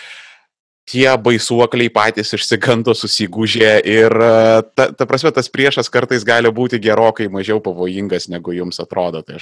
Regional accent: Vilnius, Vilnius County, Lithuania; aš pavyzdžiui gimęs augęs e, Vilniuje, aš e, labai e, esu susipažinęs intimiai su tokiais dalykais, dar, dar netgi aš augau šalia Antoniego Vivulskėgo mokyklos

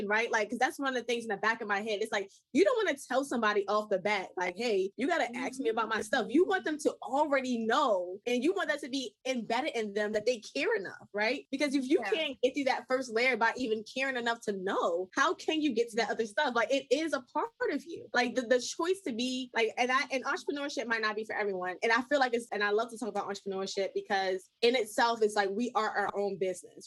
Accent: Baltimore, Maryland, United States; I'm from Baltimore

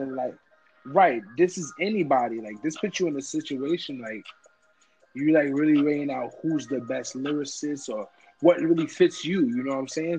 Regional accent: New York, United States; I'm from New York

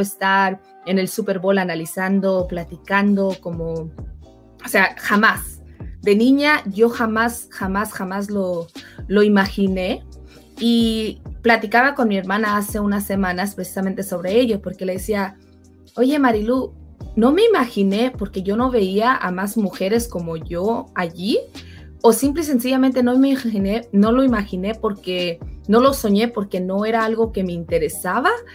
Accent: Mexico; also born or lived in California, United States; yo soy mexicana

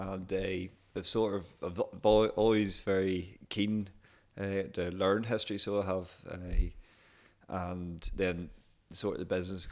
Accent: Kilkeel, Northern Ireland, United Kingdom; also born or lived in Dundee, Scotland; born and raised in Kilkeel

